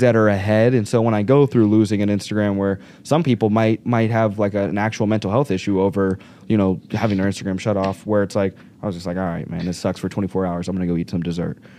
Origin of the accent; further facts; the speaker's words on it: Little Rock, Arkansas, United States; moved away as an adult; now in Chicago, United States; I'm from Arkansas